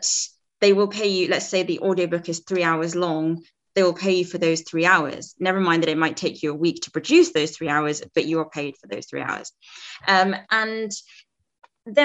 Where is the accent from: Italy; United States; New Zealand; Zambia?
Zambia; moved away; I'm from Zambia originally in Africa